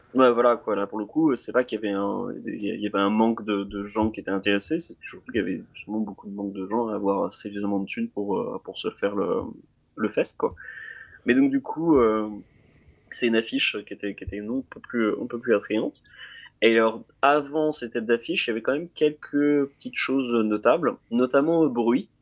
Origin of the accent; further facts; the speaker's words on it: France; en tant que Français